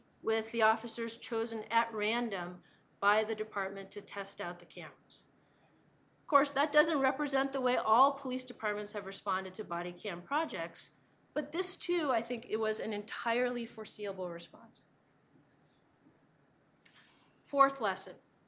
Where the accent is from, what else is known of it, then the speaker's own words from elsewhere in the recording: California, United States; my home state of California